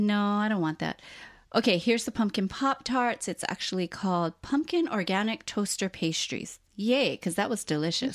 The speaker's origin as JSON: {"language": "English", "region": "Hawaii", "country": "United States", "tie": "born or raised there", "said": "we were both born and raised in Hawaii"}